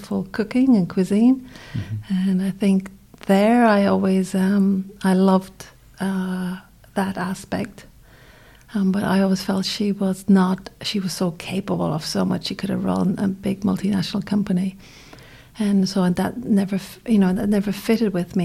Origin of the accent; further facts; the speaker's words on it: Baltinglass, Leinster, Ireland; accent: Irish; I grew up in Ireland. So then I was obviously with my family. I had 3 brothers and grew up in a very small town in Ireland